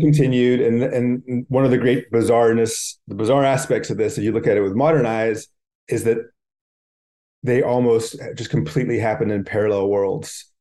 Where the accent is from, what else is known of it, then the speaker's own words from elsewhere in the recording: Bay Area, California, United States; I grew up in the Bay Area